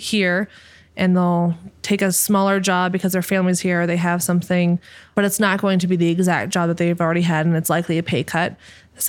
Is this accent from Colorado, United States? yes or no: yes; Craig, Colorado, United States; I was born and raised in Craig, and I left right after high school, as everybody does, and wasn't ever going to come back